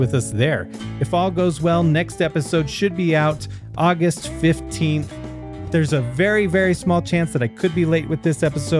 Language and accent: English; United States; I'm the American on there